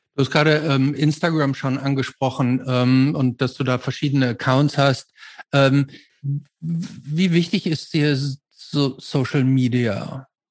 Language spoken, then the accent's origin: German; Germany; bei uns in Deutschland